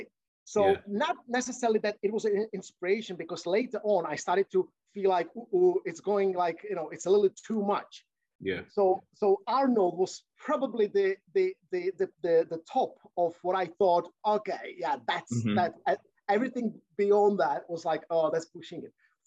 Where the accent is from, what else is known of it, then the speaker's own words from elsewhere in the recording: Czechia; now in United Kingdom; I'm from Czech Republic, and that, mm-hmm, time, you know, that was the post-communistic era